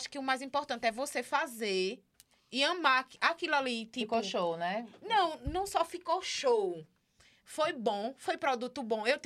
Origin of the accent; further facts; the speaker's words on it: Caruaru, Pernambuco, Brazil; caruaruense, é. é. Sou natural de Caruaru.